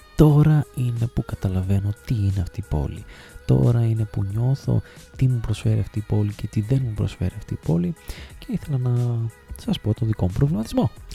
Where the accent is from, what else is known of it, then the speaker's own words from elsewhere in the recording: Thessaloniki, Central Macedonia, Greece; moved away as an adult; also born or lived in Trikala / Sparta / Alexandroupoli; Εγώ γεννήθηκα και μεγάλωσα στη Θεσσαλονίκη και συγκεκριμένα στην ε, Τριανδρία μέχρι τα 17-18 μου χρόνια